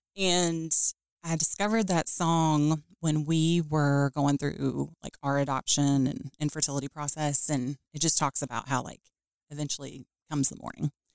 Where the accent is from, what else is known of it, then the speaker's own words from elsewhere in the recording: Louisville, Kentucky, United States; also born or lived in Lexington, Kentucky; I grew up in Louisville, Kentucky born and raised there